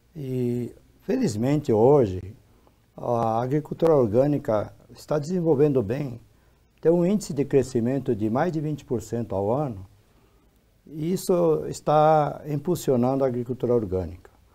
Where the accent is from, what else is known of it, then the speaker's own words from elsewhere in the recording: Brazil; eu nasci no Brasil